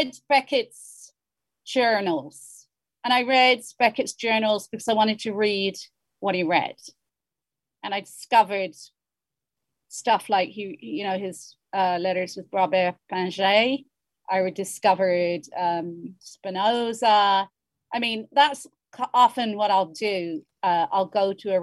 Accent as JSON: {"language": "English", "country": "Ireland", "accent": "Hiberno-English", "first_language": "Hiberno-English", "said": "my mother tongue is the Brno English."}